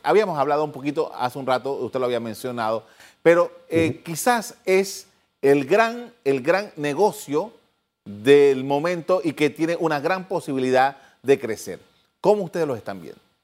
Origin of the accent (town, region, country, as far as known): Panama